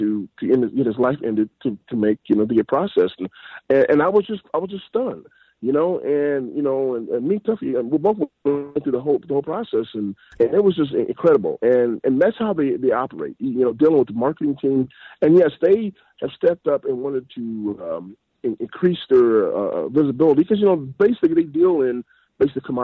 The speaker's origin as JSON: {"language": "English", "region": "Iowa", "country": "United States", "said": "I'm from Iowa, and we all about the pork in Iowa"}